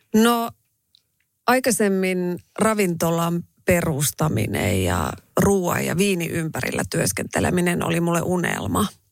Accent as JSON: {"language": "Finnish", "town": "Raahe", "region": "North Ostrobothnia", "country": "Finland", "tie": "born or raised there", "accent": "Raahe dialect", "moved": "yes", "said": "kun mä menen raaheen, niin tota, kyllä mun murre muuttuu"}